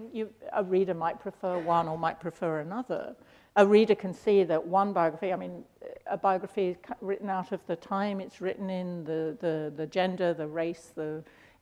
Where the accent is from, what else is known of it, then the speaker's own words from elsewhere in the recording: London, United Kingdom; growing up in London, born in 48